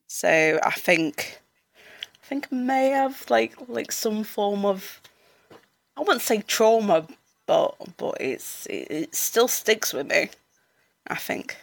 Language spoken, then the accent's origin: English; Sheffield, Yorkshire and the Humber, United Kingdom; I'm from Sheffield.